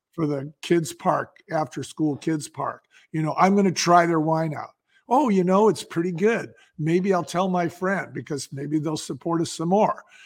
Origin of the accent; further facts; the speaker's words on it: San Francisco, California, United States; I grew up in San Francisco